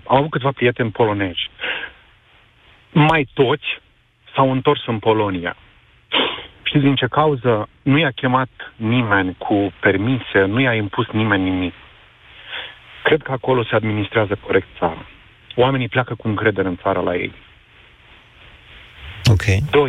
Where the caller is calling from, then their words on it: London, United Kingdom; Bună ziua, vă sunt din Londra.